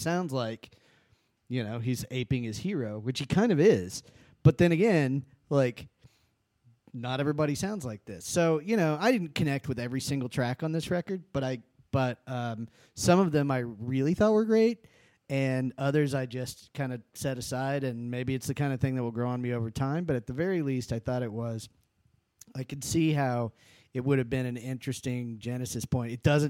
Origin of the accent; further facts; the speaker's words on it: Texas, United States; now in Austin, United States; before I moved to Austin from West Texas, I went through I had a … phase.